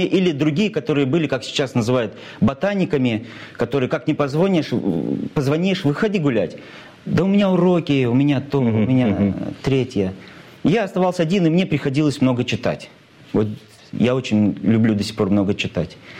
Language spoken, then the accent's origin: Russian; Cheboksary, Chuvashia, Russia; мой родной город, мой любимый город Чебоксары